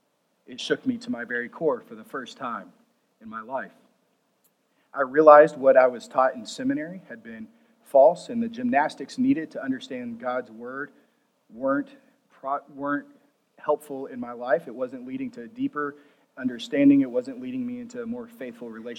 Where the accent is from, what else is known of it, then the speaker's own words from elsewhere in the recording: Plainview, Texas, United States; I grew up in First Christian Church, Plainview, Texas